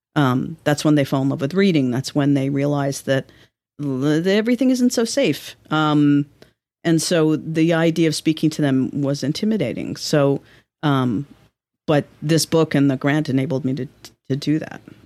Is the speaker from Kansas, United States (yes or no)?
no; New York City, New York, United States; moved away as an adult; now in Vermont, United States; I'm from Manhattan